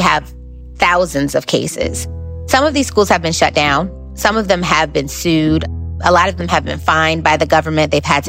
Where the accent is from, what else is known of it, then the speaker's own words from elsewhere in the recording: New Haven, Connecticut, United States; So I am originally from New Haven, Connecticut.